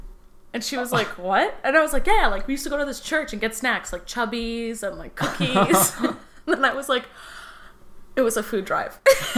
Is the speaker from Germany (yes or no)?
no; Markham, Ontario, Canada; also born or lived in Scarborough, Toronto; I was born in Scarborough, but, like, raised in, like, Thornhill, Markham.